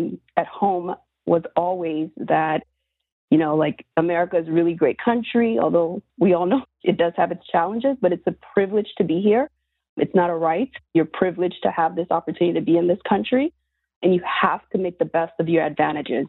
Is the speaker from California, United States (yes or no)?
no; South Florida, United States; growing up in South Florida